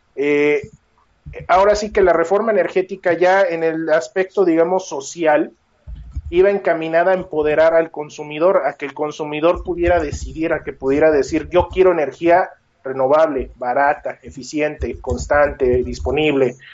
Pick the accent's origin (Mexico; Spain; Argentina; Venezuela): Mexico; nosotros necesitamos como mexicanos